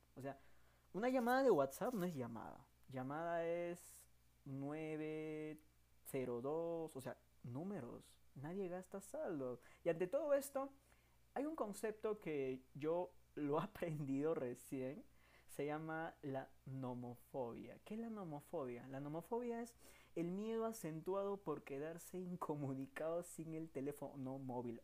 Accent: Peru; soy peruano

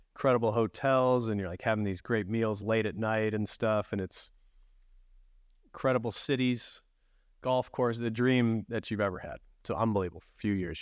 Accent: Chicago, Illinois, United States; moved away as an adult; as a kid growing up in the Chicagoland area

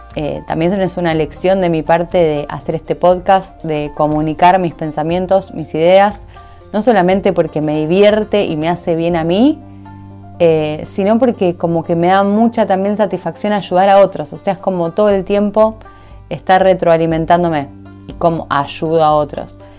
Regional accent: Argentina; soy de Argentina, entonces obviamente que tengo un montón de cosas de ahí porque en mi mente capturó un montón de creencias de ese lugar.

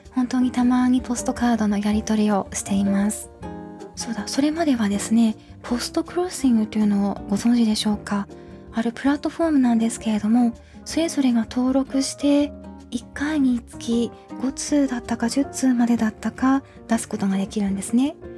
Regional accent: Tohoku, Japan; moved away as an adult; also born or lived in Hokuriku; 北陸育ちではあるんですけれども小学校以降大学まではずっと東北にいたんですね

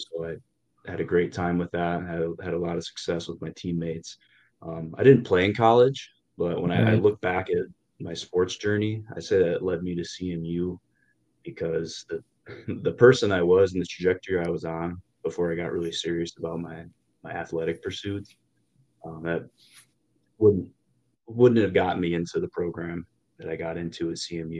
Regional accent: southwest Michigan, United States; I'm from Michigan, born and raised here. I love it, southwest part of the state

